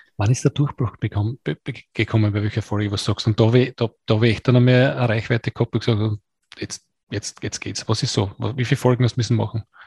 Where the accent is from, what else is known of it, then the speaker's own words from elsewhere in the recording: Austria; Gefriertruhe heißt es bei uns in Österreich